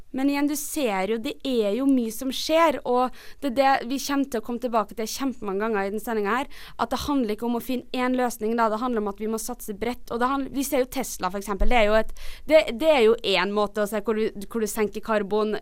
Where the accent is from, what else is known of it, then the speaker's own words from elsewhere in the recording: Trondheim, Trøndelag, Norway; moved away; da jeg bodde hjemme i Trondheim